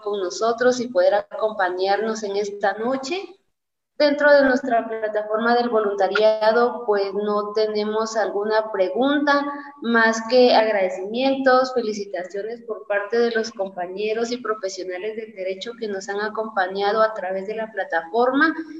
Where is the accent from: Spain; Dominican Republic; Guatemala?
Guatemala; a nosotros como estudiantes, como guatemaltecos, como ciudadanos